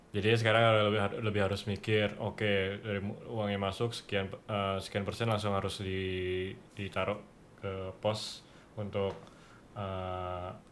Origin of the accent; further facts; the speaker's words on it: Jakarta, Indonesia; now in Bali, Indonesia; sebagai anak Jakarta yang tinggal di Bali